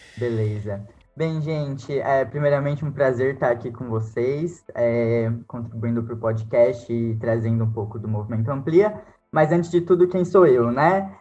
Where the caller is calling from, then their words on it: Jacareí, São Paulo, Brazil; falo de Jacareí, São Paulo